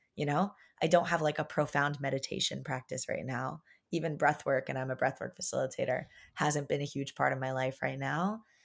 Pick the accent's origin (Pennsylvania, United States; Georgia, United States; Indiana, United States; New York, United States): New York, United States; Long Island; growing up on Long Island, a very like privileged little town